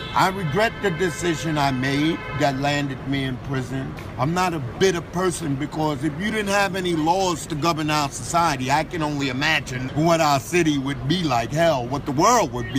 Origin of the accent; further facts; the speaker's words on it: New York City, New York, United States; also born or lived in Harlem, New York; I was born in Harlem Hospital, but I was raised in Brooklyn all my life